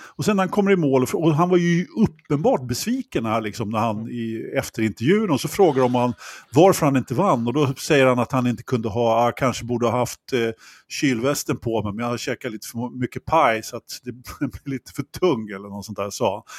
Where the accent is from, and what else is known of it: Sweden